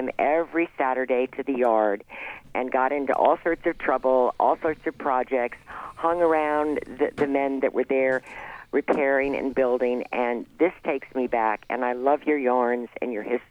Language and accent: English; Old Lyme, Connecticut, United States; I grew up in Old Lyme, Connecticut